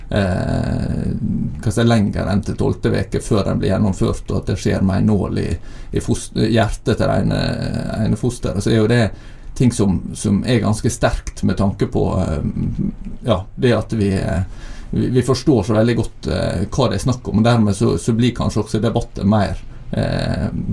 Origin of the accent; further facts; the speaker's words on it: Søre Sunnmøre, Møre og Romsdal, Norway; now in Bergen, Norway; jeg kommer fra Søre Sunnmøre, da, ikke Nordre